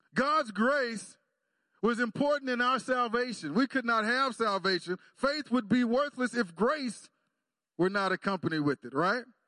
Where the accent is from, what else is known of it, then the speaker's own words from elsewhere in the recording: Texas, United States; I'm from Texas